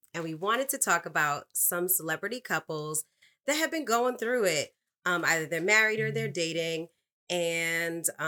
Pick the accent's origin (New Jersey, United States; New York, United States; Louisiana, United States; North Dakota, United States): New York, United States; New York City; I'm from the Bronx